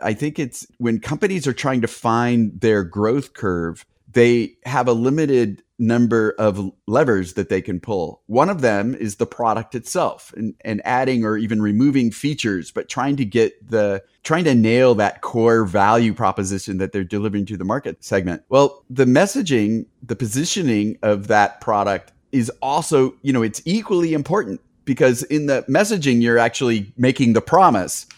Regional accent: United States; also born or lived in Bay Area; since I'm American

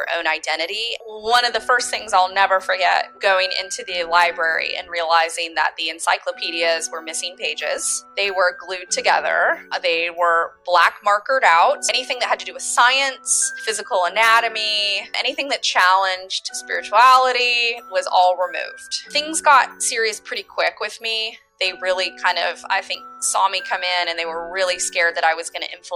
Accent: Humboldt County, California, United States; my parents moved to very far up north in Humboldt County, California

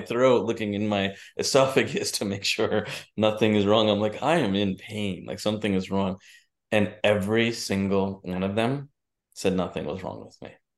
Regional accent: United States; my parents are from India. I grew up in New Jersey, New York

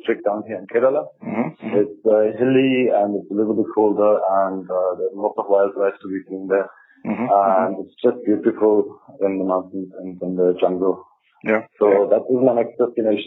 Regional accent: Germany; moved away as an adult; I'm from Germany.

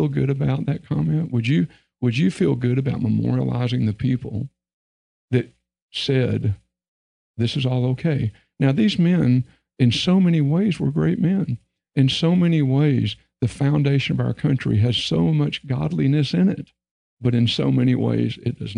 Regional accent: Texas, United States; I was raised in Texas

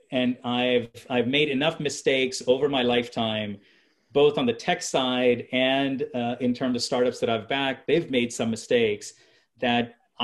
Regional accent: India; So, you know, being an Indian, I'll give you buy one, get one free.

